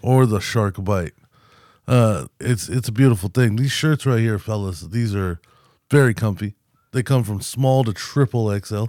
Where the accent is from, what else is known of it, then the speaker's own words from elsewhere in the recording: United States; I'm an American